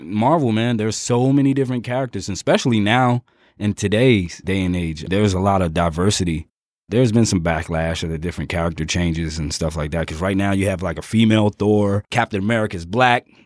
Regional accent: Jersey City, New Jersey, United States; I'm from Jersey City

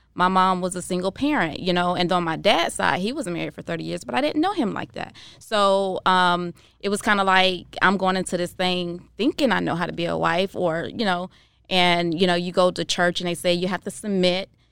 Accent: Jacksonville, Florida, United States; now in Tampa, United States; I'm from Jacksonville, Florida originally, and I moved here to Tampa

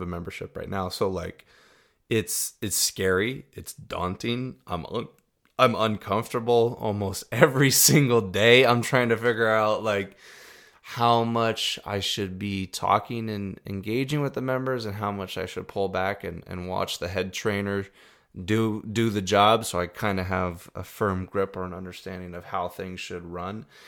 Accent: Iowa, United States; also born or lived in Arizona; when I was three years old, we moved from Arizona to Iowa.

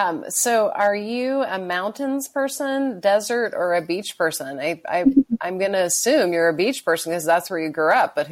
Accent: Bakersfield, California, United States; also born or lived in San Luis Obispo, California; now in La Jolla, United States; I was born in San Luis Obispo. Uh-huh. So I was born near the water, but when I was 5, my family moved to Bakersfield. So we moved inland.

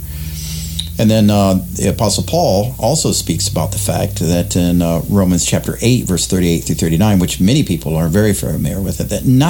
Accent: South Florida, United States; also born or lived in Western New York; now in Parkersburg, United States; I grew up in South Florida

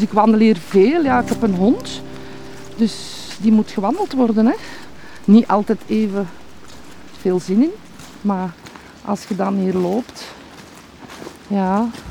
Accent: Noorderwijk, Flanders, Belgium; Ik ben hier geboren en getogen

